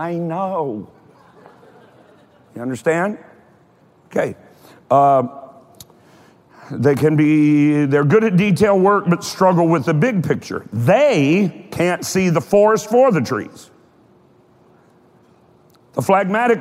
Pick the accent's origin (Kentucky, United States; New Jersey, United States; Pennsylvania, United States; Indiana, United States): Kentucky, United States; I'm from Kentucky